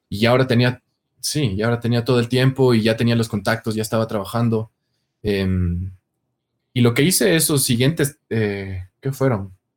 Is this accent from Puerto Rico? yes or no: no; Ecuador; moved away as an adult; also born or lived in Santiago, Chile; yo me fui del Ecuador